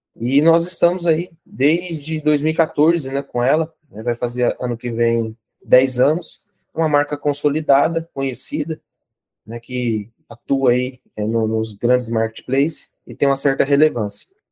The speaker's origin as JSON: {"language": "Portuguese", "area": "Araguaia", "region": "Mato Grosso", "country": "Brazil", "also_born_or_lived": "São José do Rio Preto", "moved": "yes", "said": "Eu sou de Araguaia, no Mato Grosso"}